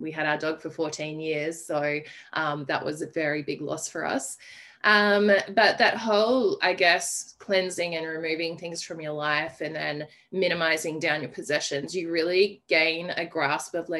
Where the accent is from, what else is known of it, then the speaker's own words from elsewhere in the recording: Armidale, New South Wales, Australia; moved away; also born or lived in Adelaide, Australia; I have recently returned to my hometown of Armidale, New South Wales